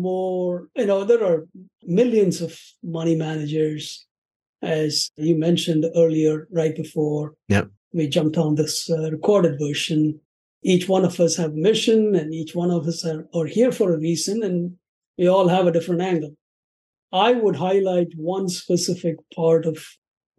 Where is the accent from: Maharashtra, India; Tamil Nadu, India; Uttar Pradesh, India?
Tamil Nadu, India; Chennai; moved away as an adult; now in Chicago, United States; I'm originally from India. It used to be called Madras. These days, it's called Chennai